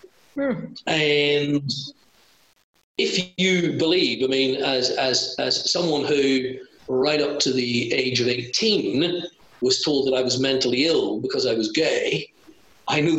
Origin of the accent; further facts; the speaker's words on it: Ireland; I'm a colonial as well. I'm Irish